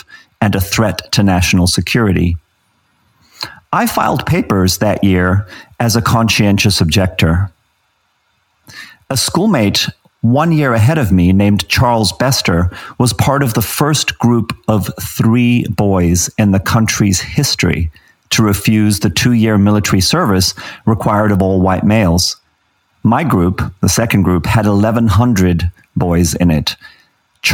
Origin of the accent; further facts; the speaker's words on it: Johannesburg, Gauteng, South Africa; moved away as an adult; also born or lived in Zimbabwe / England; now in Los Angeles, United States; I grew up in Johannesburg, I was born in Zimbabwe